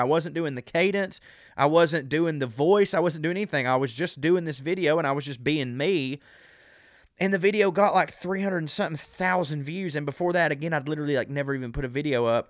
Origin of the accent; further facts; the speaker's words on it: the South, United States; accent: southern; As a southerner with this accent